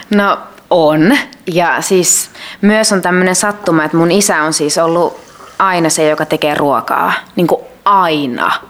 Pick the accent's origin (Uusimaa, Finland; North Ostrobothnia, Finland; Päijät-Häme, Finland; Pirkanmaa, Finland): Uusimaa, Finland; Kerava; mä oon Keravalta kotoisin ja mun isä äiti asuu edelleen siellä